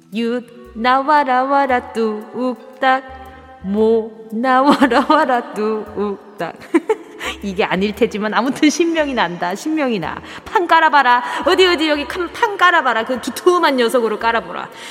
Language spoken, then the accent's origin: Korean; Busan, South Korea; now in Seoul, South Korea; 내 고향은 부산 아이가